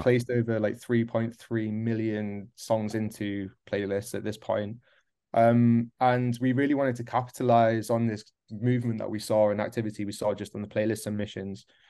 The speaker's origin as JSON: {"language": "English", "region": "North East England", "country": "United Kingdom", "tie": "born or raised there", "also_born_or_lived": "Midlands, England", "moved": "as an adult", "lives_now": "Berlin, Germany", "said": "originally I was born in the Midlands in the U K, moved up to the northeast of England. Gotta mention that, hence the accent."}